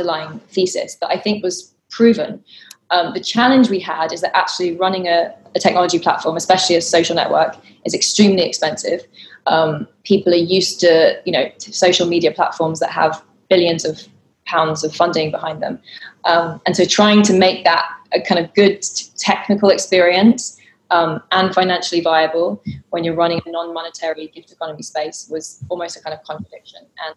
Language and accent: English; London, United Kingdom; I grew up growing up in London in quite a community deprived area where you didn't know your neighbours